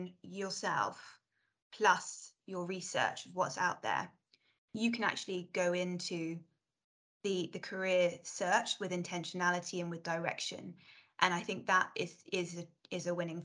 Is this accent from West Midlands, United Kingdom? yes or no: no; London, United Kingdom; I grew up in South London